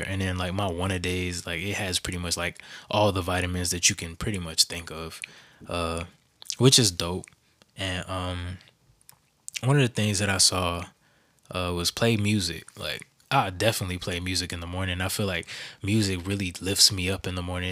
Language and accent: English; the South, United States; I grew up in the South